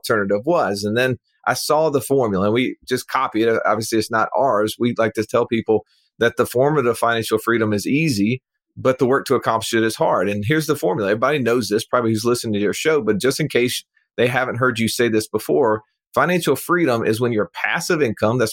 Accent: Birmingham, Alabama, United States; this individual lives in my hometown

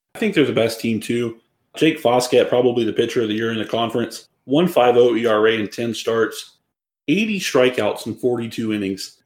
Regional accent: Georgia, United States; I'm from Georgia. We do things slower down here

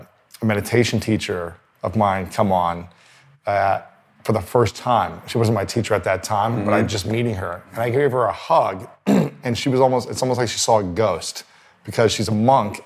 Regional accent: Ohio, United States; growing up in Ohio

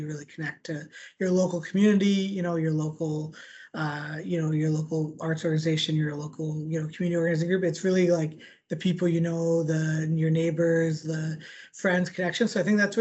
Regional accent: Winnipeg, Manitoba, Canada; Winnipeg is the place I call home. I always have and always will, no matter where I end up. I grew up in East Kildonan

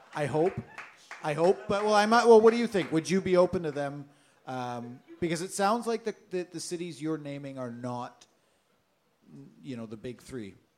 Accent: Oshawa, Ontario, Canada; my hometown of Oshawa

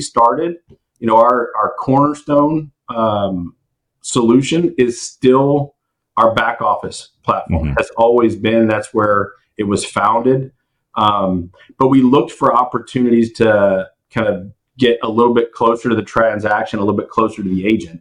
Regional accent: Houston, Texas, United States; oil and gas, growing up in Houston

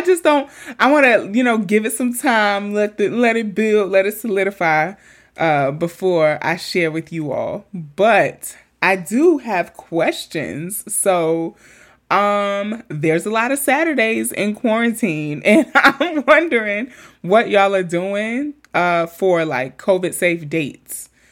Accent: New York City, New York, United States; I have nothing but amazing memories growing up in Queens

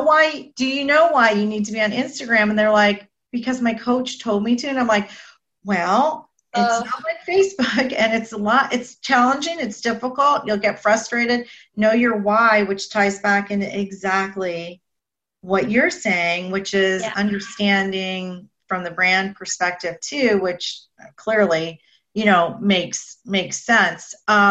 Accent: Boca Raton, Florida, United States; I'm from Boca Raton.

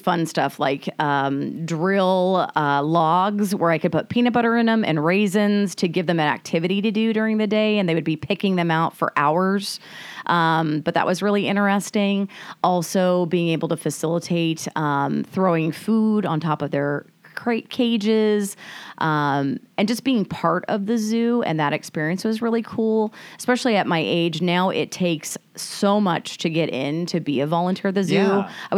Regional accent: Everett, Washington, United States; also born or lived in Mill Creek, Washington; now in Camano Island, United States; born and raised in Washington State, based out of Everett, went to Cascade High School

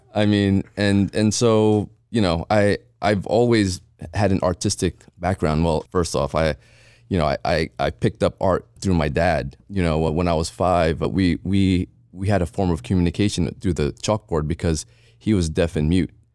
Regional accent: Jersey City, New Jersey, United States; moved away as an adult; also born or lived in Philippines / Edison, New Jersey; now in Las Vegas, United States; Jersey when I was two, so I, I grew up in Jersey

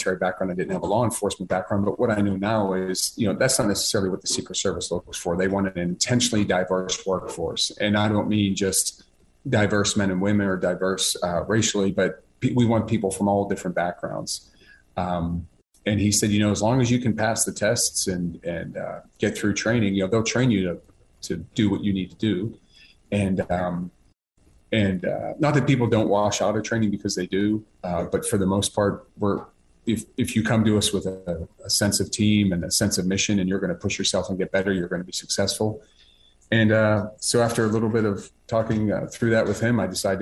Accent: Pittsburgh, Pennsylvania, United States; I was born and raised in Pittsburgh

